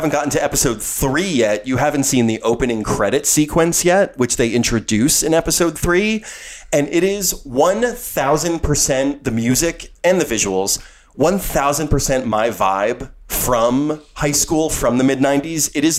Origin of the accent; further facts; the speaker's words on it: Monmouth County, New Jersey, United States; moved away; the people from my hometown.